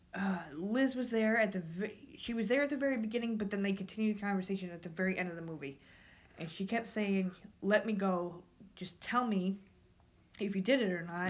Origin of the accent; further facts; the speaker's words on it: New York, United States; moved away; I'm from New York.